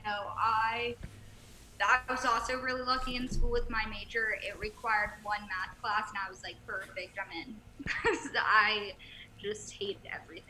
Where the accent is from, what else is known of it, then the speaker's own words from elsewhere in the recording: near Mount Clare, West Virginia, United States; We're from Mount Clair, which is literally 15 minutes from my hometown.